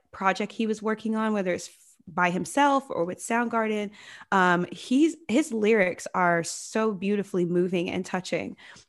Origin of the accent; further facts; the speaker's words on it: Georgia, United States; also born or lived in San Diego; I love San Diego. It's a lot of fun, but I am originally from Georgia. And so right now I'm in Atlanta, kind of hanging out with my family and getting to know the state that I grew up in again.